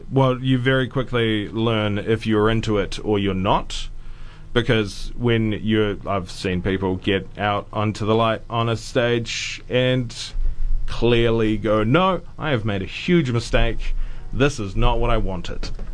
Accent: Auckland, New Zealand; I grew up in West Auckland

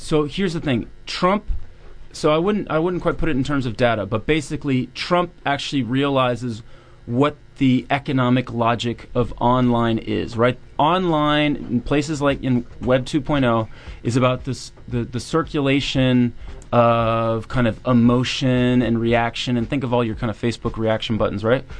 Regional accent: Virginia, United States; I'm from Virginia

